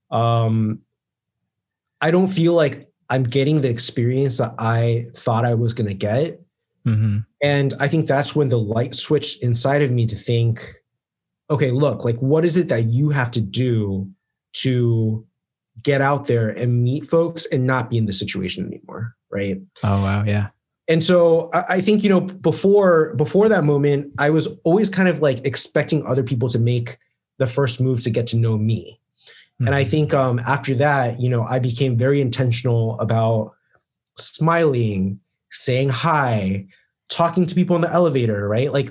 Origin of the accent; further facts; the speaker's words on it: East Coast, United States; So I grew up on the East Coast, right?